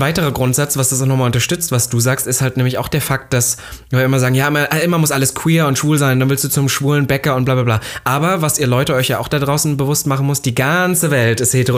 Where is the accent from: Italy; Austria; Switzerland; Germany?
Germany; Halle, Saxony-Anhalt; now in Berlin, Germany; ich war in Halle, da wo ich herkomme